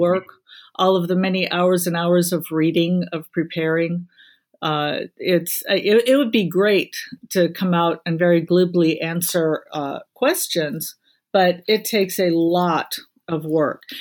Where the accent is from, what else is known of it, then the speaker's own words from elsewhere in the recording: Illinois, United States; now in South Carolina, United States; my home state of Illinois